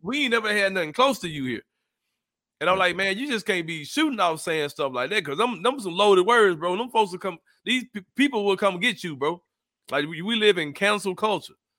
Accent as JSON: {"language": "English", "town": "Memphis", "region": "Tennessee", "country": "United States", "said": "We come from Memphis"}